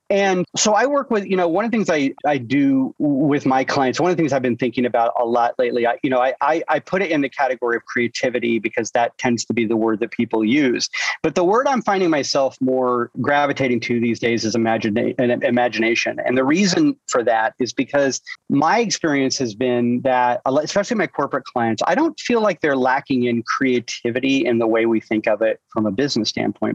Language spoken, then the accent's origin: English; Iowa, United States; moved away; born and raised in Iowa, and with a blue collar family